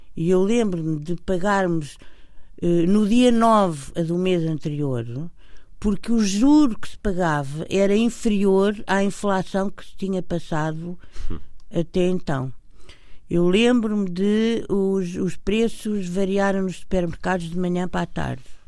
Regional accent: Portugal; somos portugueses e tivemos uma, uma educação

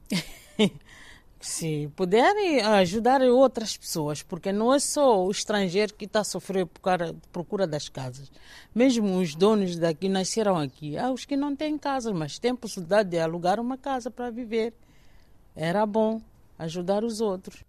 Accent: Maputo, Mozambique; moved away as an adult; now in Portugal; se eu nasci em Maputo

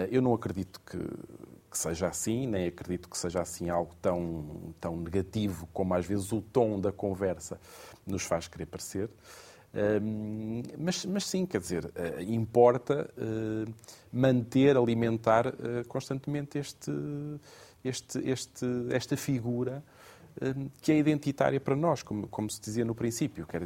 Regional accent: Portugal; Portanto, veja lá a generosidade que nós temos enquanto portugueses.

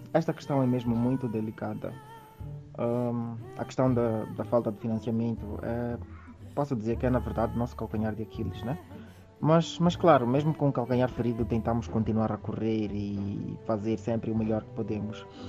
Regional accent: Maputo, Mozambique; nasci em Maputo e cresci no bairro da Mafalala

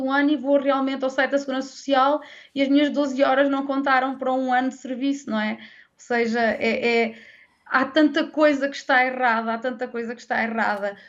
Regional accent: Centro, Portugal; aqui eu sou da Zona Centro

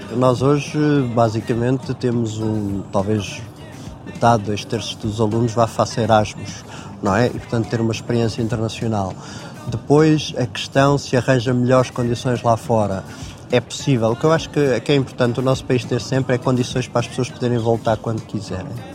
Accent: Queluz, Lisbon, Portugal; a maior parte da minha infância e juventude passei em Queluz, ah, andei no Liceu Nacional de Queluz

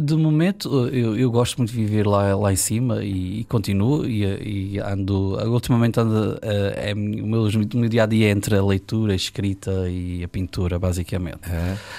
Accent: Ribeira Grande, Azores, Portugal; born or raised there; also born or lived in Ponta Delgada

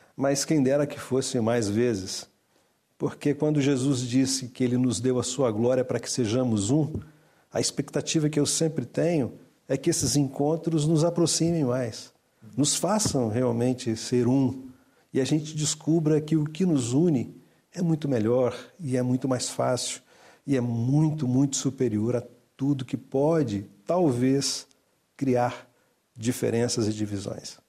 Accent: Brazil; eu sou brasileiro, tenho uma cultura um pouco diferente da de Portugal

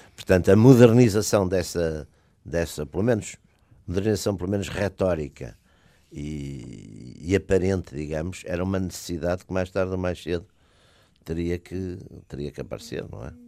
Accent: Porto, Norte, Portugal; eu também sou de Porto

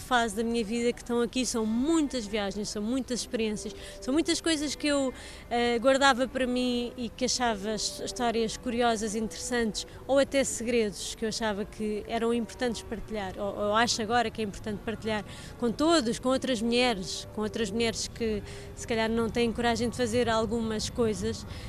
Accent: Portugal; como pais, como irmãos, como profissionais, como portugueses

